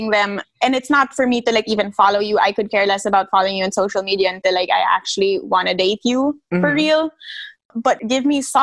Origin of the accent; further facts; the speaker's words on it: Manila, Metro Manila, Philippines; moved away as an adult; also born or lived in Italy; now in Washington, D.C., United States; growing up in Manila